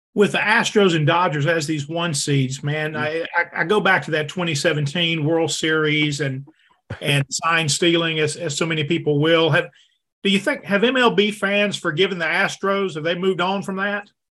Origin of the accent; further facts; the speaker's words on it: Denham Springs, Louisiana, United States; I grew up in Denham Springs, Louisiana